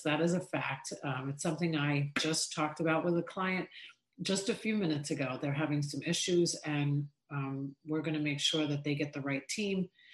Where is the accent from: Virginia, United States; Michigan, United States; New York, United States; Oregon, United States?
New York, United States; Long Island; Really spent years and years of our lives growing up in Long Island, New York